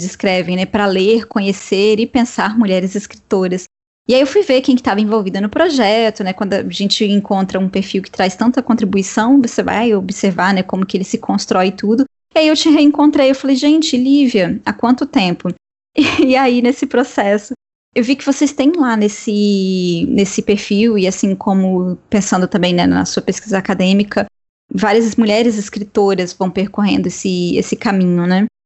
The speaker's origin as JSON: {"language": "Portuguese", "region": "Espírito Santo", "country": "Brazil", "said": "isso está acontecendo na terra né, de, onde, de onde eu venho"}